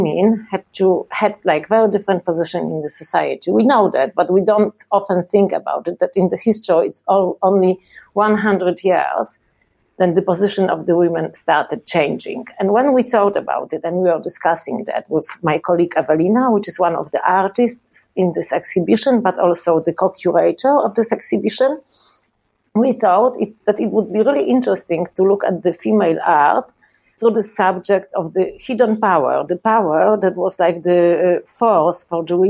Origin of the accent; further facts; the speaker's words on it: Poland; also born or lived in Sopot, Poland; I'm from Poland and I live in Sopot, which is the city in the north of Poland